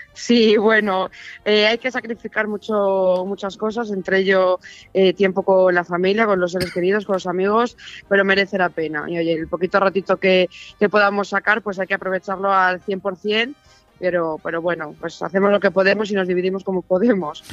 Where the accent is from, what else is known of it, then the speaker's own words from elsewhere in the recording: Arroyo de la Encomienda, Castile and León, Spain; Yo, llevo viviendo en este municipio desde que nací